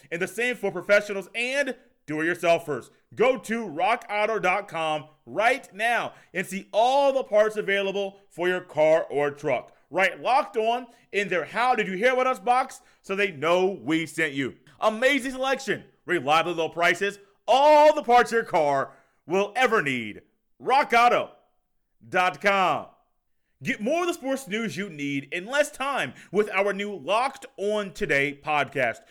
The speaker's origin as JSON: {"language": "English", "town": "Indianapolis", "region": "Indiana", "country": "United States", "said": "I am from Indianapolis, Indiana. That's where I currently live"}